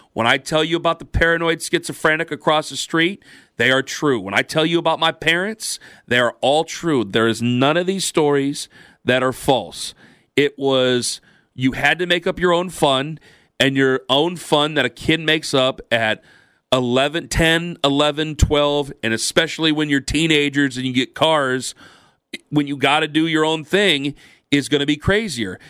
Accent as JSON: {"language": "English", "town": "Perry", "country": "United States", "tie": "born or raised there", "moved": "yes", "said": "when I was a kid, in Maslin, now I'm from Perry, but it's next to Maslin"}